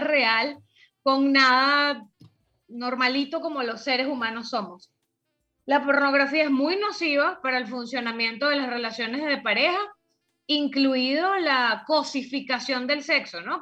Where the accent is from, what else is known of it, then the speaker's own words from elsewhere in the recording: Venezuela; en mi país natal, que es Venezuela